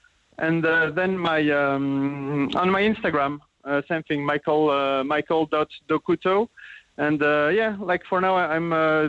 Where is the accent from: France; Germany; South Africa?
France; moved away as an adult; also born or lived in Paris; now in Cork, Ireland; I'm from France.